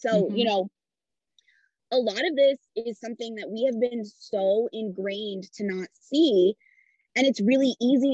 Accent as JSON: {"language": "English", "region": "Midwest", "country": "United States", "tie": "born or raised there", "said": "I grew up Italian in the Midwest"}